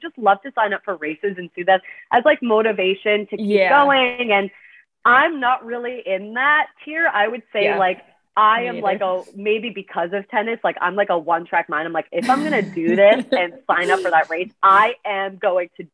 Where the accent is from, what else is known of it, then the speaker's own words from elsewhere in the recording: Canada; moved away as an adult; also born or lived in Washington, D.C.; now in New York, United States; I'm Canadian, came to the States from Canada